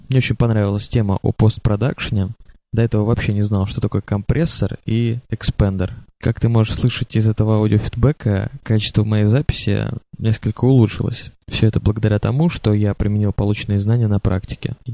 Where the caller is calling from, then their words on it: Moscow, Russia; я из Москвы, в которой как раз сейчас идет дождь.